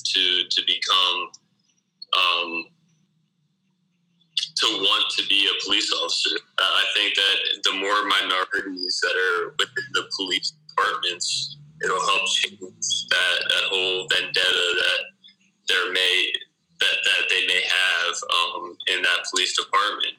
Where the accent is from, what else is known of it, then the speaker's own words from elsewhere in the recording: Delaware, United States; I'm from Oak Crest in Delaware